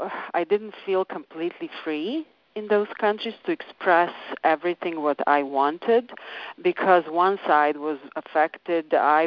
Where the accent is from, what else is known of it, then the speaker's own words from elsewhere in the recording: Belgrade, Serbia; first language Serbian; English is a second language; moved away as an adult; now in United States; Well, I was born and raised in a country called, at the time, former Yugoslavia. I was born in Belgrade, which is now Serbia.